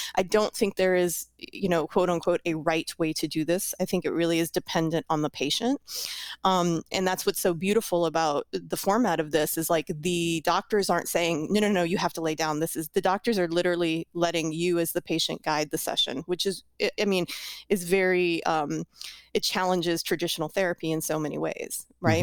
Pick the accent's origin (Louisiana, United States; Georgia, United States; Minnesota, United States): Louisiana, United States; New Orleans; I'm from New Orleans